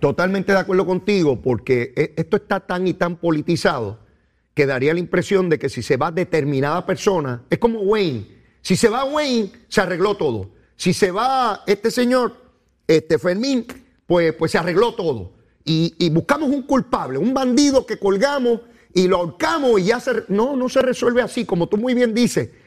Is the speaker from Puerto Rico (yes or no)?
yes; Puerto Rico; yo soy puertorriqueño